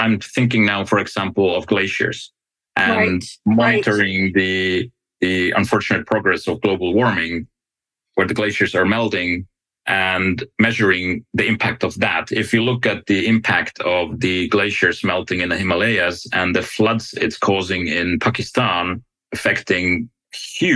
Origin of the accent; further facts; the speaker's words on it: Finland; I come from Finland